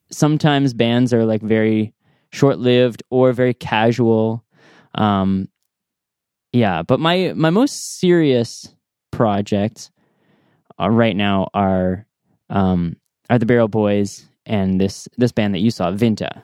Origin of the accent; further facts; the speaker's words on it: North Bay, Ontario, Canada; moved away as an adult; also born or lived in Ottawa, Canada; now in Smiths Falls, Canada; I grew up in North Bay